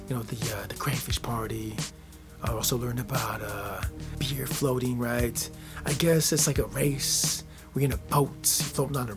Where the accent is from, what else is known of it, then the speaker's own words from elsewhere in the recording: United States; I grew up here in the States